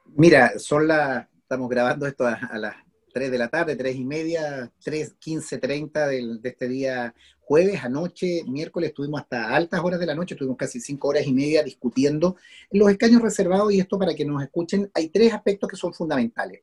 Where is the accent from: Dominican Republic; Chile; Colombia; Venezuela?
Chile; como chilenos o chilenas